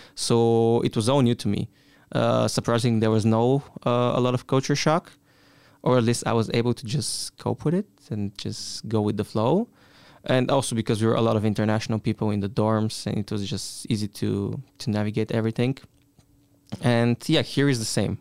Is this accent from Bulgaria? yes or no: yes; Bulgaria; moved away as an adult; now in Stuttgart, Germany; from Bulgaria.